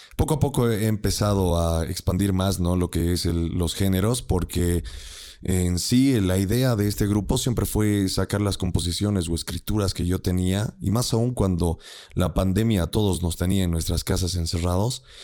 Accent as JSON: {"language": "Spanish", "country": "Bolivia", "said": "somos bolivianos"}